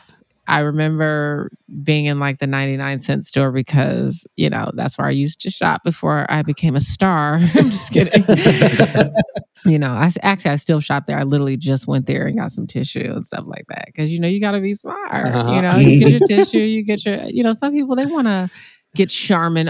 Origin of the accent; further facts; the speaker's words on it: Chicago, Illinois, United States; moved away as an adult; now in Los Angeles, United States; I grew up in Chicago, south side of Chicago